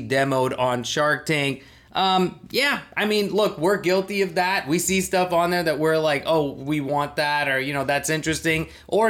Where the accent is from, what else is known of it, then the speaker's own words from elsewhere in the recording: Thailand; as a Pakistani who grew up in Thailand